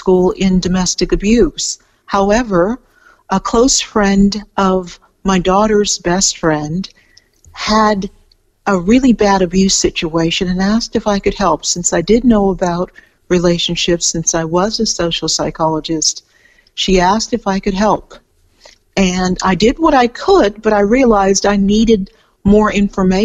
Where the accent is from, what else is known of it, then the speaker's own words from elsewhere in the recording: California, United States; moved away as an adult; now in Melbourne, Australia; I'm from California, and I've lived for quite a while here in Australia. I live outside Melbourne now